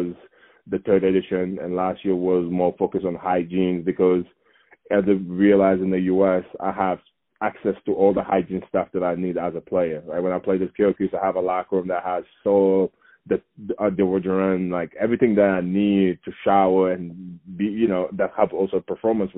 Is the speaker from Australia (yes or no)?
no; Saint-Louis, Senegal; now in Colorado, United States; my hometown is up north, about 250 miles away from the capital, Dakar